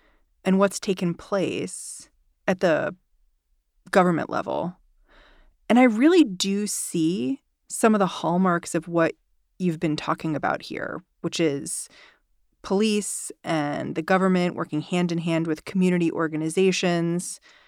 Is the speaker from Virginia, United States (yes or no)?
no; New York City, New York, United States; as a New Yorker